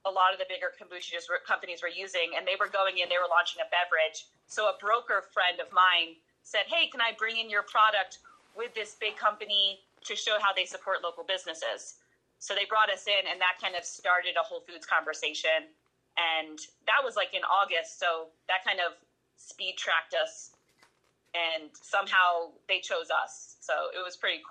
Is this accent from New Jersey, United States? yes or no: yes; New Jersey, United States; moved away; I'm from New Jersey